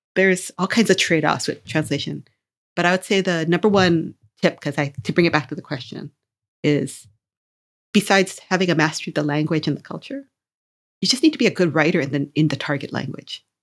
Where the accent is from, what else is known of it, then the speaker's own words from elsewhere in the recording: Hawaii, United States; I come from Hawaii